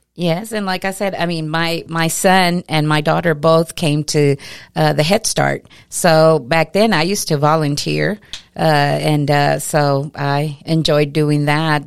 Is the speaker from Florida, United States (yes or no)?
no; Lamesa, Texas, United States; I was born and raised here in La Mesa.